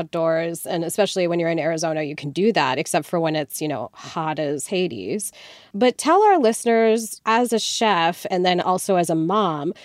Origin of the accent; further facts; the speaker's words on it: India; moved away; I'm Indian. I grew up in India, partially